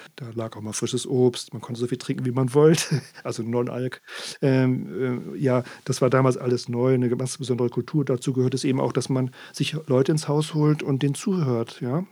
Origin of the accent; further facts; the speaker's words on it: Worpswede, Lower Saxony, Germany; now in Sylt, Germany; in meiner Heimat